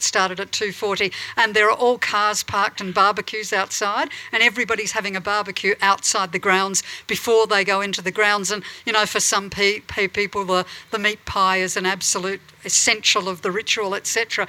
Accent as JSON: {"language": "English", "town": "Adelaide", "region": "South Australia", "country": "Australia", "tie": "born or raised there", "said": "my hometown of Adelaide"}